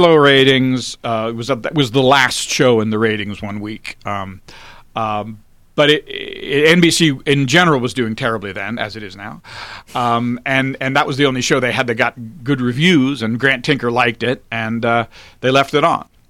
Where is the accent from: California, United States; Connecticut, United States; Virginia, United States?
Virginia, United States; Alexandria; also born or lived in Washington, D.C.; I was born in Washington, D C, and I grew up in Alexandria, Virginia.